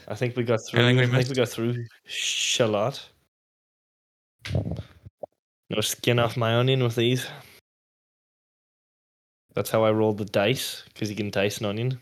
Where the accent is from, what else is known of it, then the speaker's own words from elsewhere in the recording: Letterkenny, Ulster, Ireland; my hometown